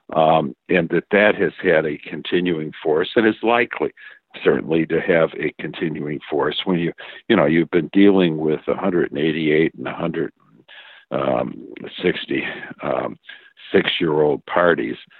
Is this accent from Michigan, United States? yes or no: yes; Michigan, United States; I grew up in Michigan in the 1950s